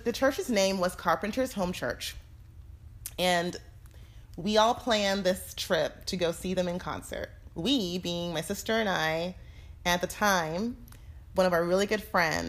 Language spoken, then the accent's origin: English; Fort Lauderdale, Florida, United States; moved away; we're from Florida, South Florida. And so we lived there most of our lives in Fort Lauderdale